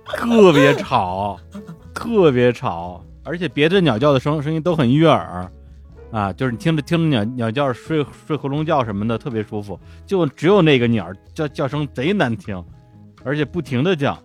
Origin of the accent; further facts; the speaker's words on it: China; 就我一个中国人